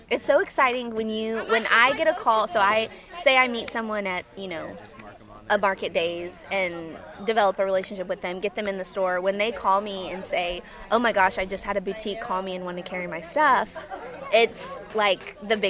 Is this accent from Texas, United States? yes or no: yes; Waxahachie, Texas, United States; moved away as an adult; I grew up in Waxahachie, which is just south of Dallas.